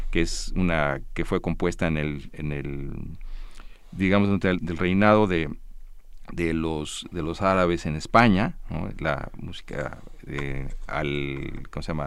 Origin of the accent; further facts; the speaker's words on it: United States; born there; por haber nacido fuera de, yo nací en Estados Unidos